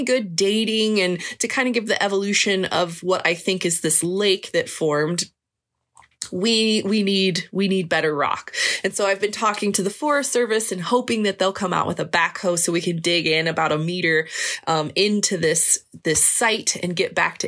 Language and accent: English; Kansas, United States; moved away; I grew up in Kansas